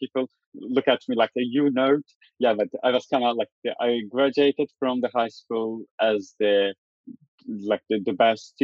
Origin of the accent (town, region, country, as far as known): Turkey; born or raised there; moved away as an adult; also born or lived in Istanbul